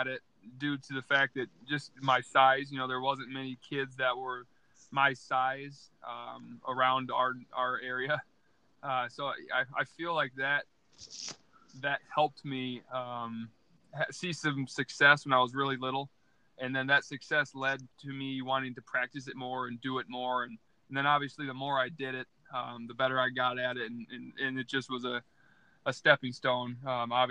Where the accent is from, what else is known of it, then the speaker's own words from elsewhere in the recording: Iowa, United States; growing up in Iowa, especially in a small town